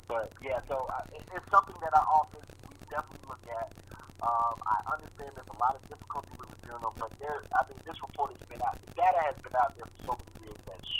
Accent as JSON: {"language": "English", "region": "Georgia", "country": "United States", "tie": "born or raised there", "also_born_or_lived": "South Carolina", "said": "I grew up in Georgia. I um my family from my family's from South Carolina, so I, I'm I'm well aware of the attitudes um, of, of, of my home state and the region in general."}